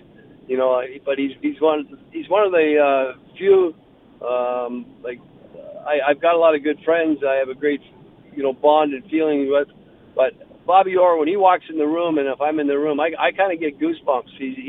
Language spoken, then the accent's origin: English; London, Ontario, Canada; I grew up in London